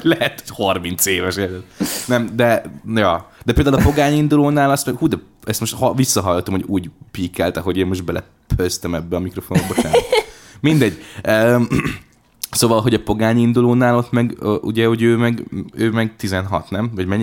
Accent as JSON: {"language": "Hungarian", "country": "Hungary", "tie": "born or raised there", "said": "én vidéki gyerek vagyok"}